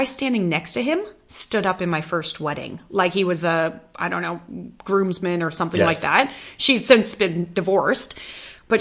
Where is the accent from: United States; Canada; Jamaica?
Canada; moved away as an adult; now in Western Australia, Australia; after growing up in Canada